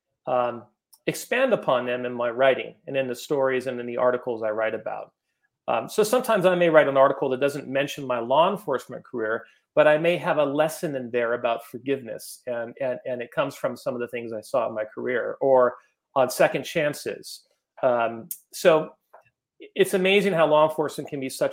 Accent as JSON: {"language": "English", "town": "Los Gatos", "region": "California", "country": "United States", "tie": "born or raised there", "said": "I grew up in Los Gatos, California"}